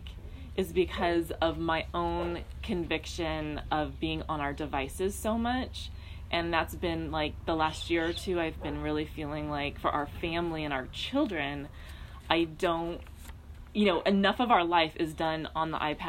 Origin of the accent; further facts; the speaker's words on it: Downey, California, United States; also born or lived in Orange County, California / Hawaii; now in San Diego, United States; I was born in Downey, California. I grew up in that area most of my life